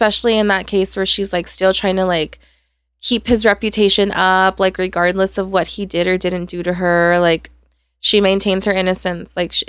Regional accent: Ontario, Canada; But we're from Ontario.

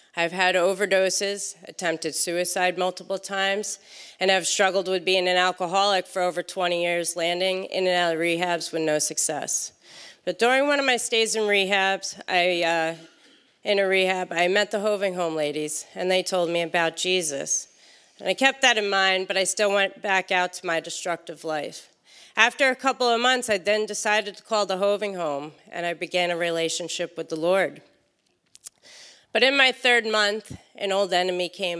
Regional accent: Morris County, New Jersey, United States; I'm from Morris County, New Jersey

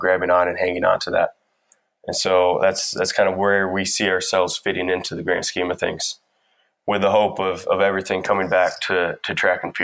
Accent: Michigan, United States; born and raised in Michigan

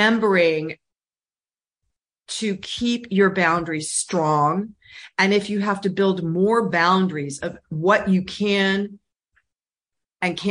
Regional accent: California, United States; I'm from California

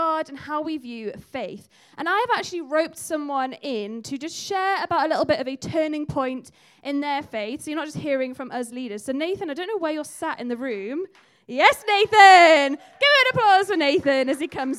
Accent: the Northeast, North East England, United Kingdom; now in Halesowen, United Kingdom; you've moved to Hales Owen from somewhere else, like I have. I grew up in the Northeast.

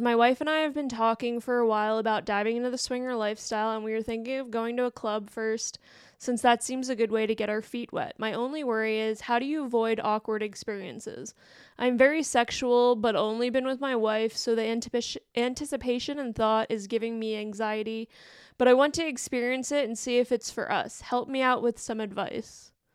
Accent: Western Pennsylvania, United States; I'm from there, that, around that area too

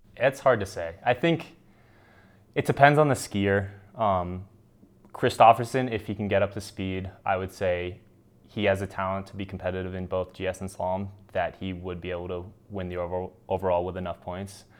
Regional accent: United States; as American ski racer

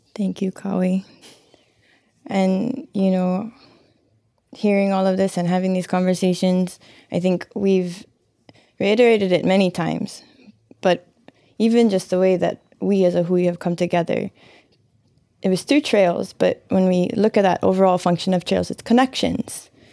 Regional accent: Hawaii, United States; these times that we're in as Hawaiian people

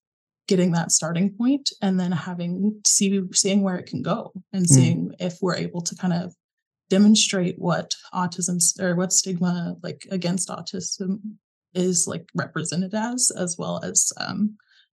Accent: Springfield, Missouri, United States; moved away; But I'm actually from Springfield, and that's Springfield, Missouri, which is where Missouri State is based out

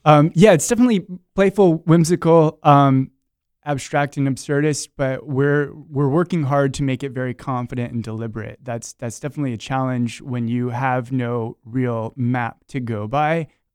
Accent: Rockledge, Florida, United States; I'm from Brevard County, by the way, over in Rockledge.

